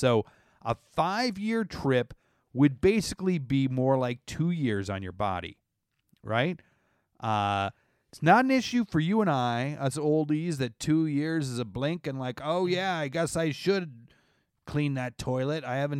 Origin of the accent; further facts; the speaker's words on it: Canada; I think their French sounds like that. I'm from Canada.